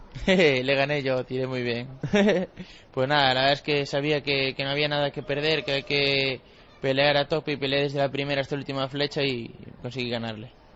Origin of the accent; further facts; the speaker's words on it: Cedeira, Galicia, Spain; de Cedeira, de mi pueblo